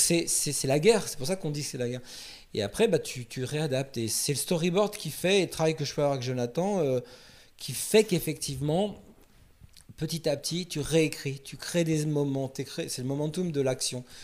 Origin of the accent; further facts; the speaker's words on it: France; on est français